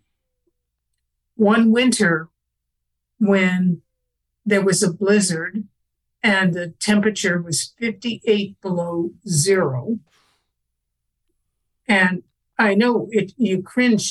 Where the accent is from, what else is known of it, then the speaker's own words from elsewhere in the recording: Canada; I was born in Canada, and I lived in a house where radios were for news only